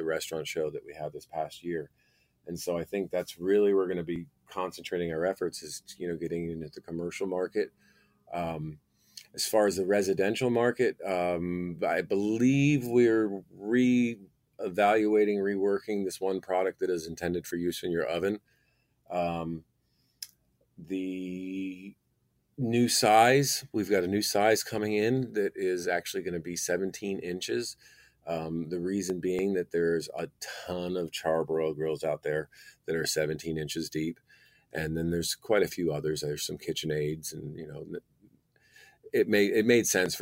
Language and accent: English; Northeast, United States; also born or lived in north of Atlanta, Georgia; now in Georgia, United States; we're both from the Northeast